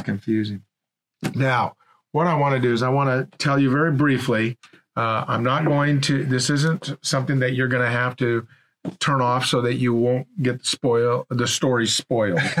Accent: Portland, Oregon, United States; I grew up in Portland, Oregon

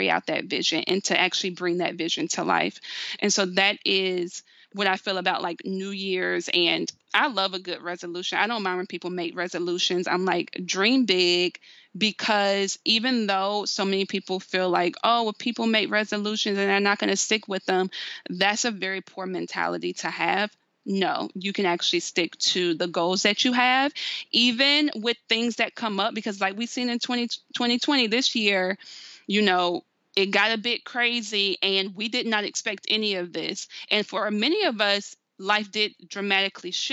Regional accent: the South, United States; I'm from the South

